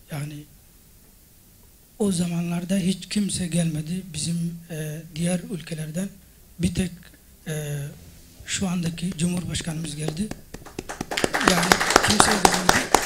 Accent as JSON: {"language": "Turkish", "country": "Madagascar", "second_language": "Turkish", "moved": "yes", "lives_now": "Turkey"}